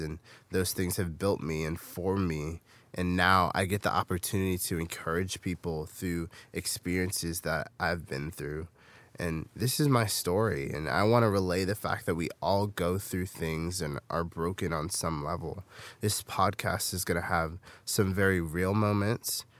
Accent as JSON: {"language": "English", "town": "Fairfield", "region": "California", "country": "United States", "tie": "born or raised there", "said": "I grew up in Fairfield, California, in the Bay Area"}